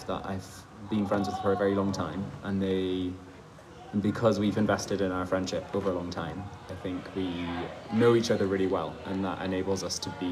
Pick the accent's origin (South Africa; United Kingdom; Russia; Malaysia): United Kingdom; Scotland; also born or lived in Germany; now in Switzerland; So I grew up in Scotland. Most of my childhood was in Scotland